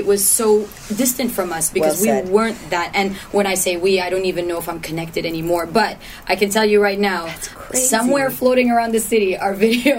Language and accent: English; Toronto, Ontario, Canada; I'm from Toronto.